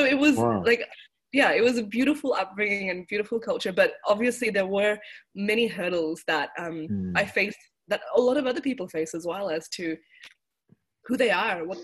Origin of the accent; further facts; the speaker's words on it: Melbourne, Victoria, Australia; also born or lived in Mohali, India; I was born in Mohali, next to Chandigarh. And we moved and migrated to Melbourne when I was about 1 year old. And I obviously don't remember much of India when I was one. But I grew up in Melbourne